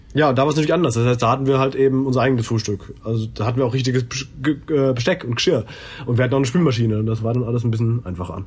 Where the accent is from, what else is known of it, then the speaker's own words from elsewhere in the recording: Germany; ich bin Deutscher